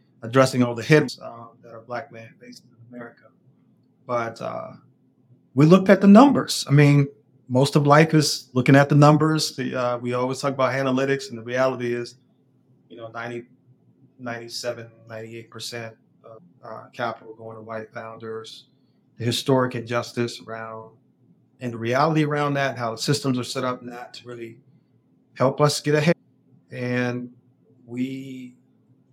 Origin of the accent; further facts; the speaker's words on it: Washington, District of Columbia, United States; moved away as an adult; now in Durham, United States; I grew up in Washington, D.C., but my parents and going several generations back have been here at Durham.